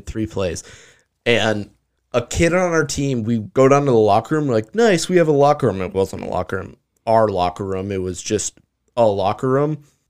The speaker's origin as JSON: {"language": "English", "town": "Bismarck", "region": "North Dakota", "country": "United States", "tie": "born or raised there", "said": "we're from Bismarck, like a town that you could grab some people from."}